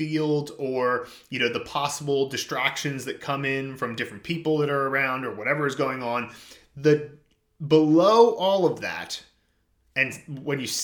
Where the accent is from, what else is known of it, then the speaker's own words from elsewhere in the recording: suburbs of Philadelphia, Pennsylvania, United States; moved away; I went back to my hometown in the suburbs of Philadelphia